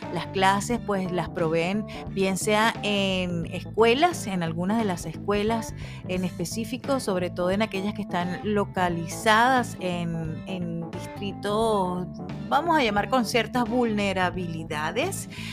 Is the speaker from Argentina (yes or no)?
no; Venezuela; moved away as an adult; now in Phoenix, United States; allá en Venezuela, país de donde soy oriunda, y aquí aquí en Estados Unidos